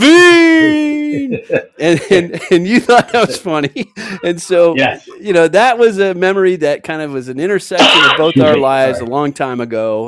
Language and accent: English; San Anselmo, California, United States; I grew up in San Anselmo in Marin County.